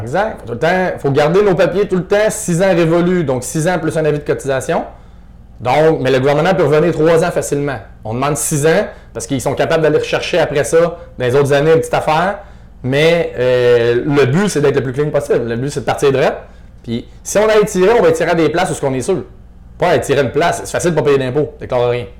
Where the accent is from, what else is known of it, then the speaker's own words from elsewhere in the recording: Estrie, Quebec, Canada; je venais de l'Estrie aussi, mais j'étais rendu à Québec